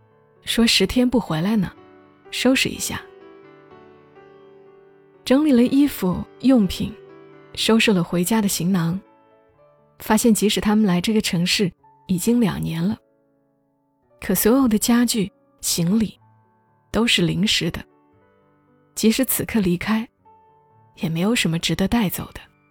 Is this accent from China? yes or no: yes; Gongzhuling, Jilin, China; 我老家的县城叫公主岭，长春边上的小地方。